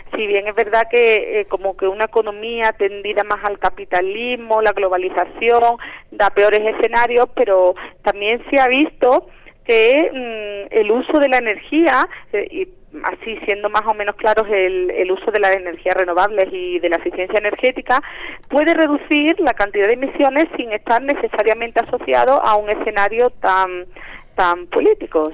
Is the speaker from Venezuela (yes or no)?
no; Andalusia, Spain; moved away as an adult; now in Mexico City, Mexico; yo soy de Andalucía, ah, de España. Llevo aquí en la UNAM trabajando ya cuatro años